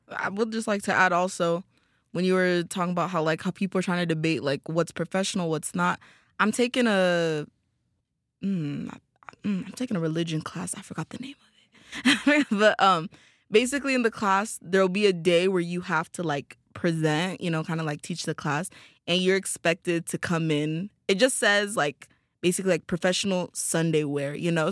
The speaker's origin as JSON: {"language": "English", "country": "Tanzania", "moved": "as an adult", "said": "I'm from Tanzania"}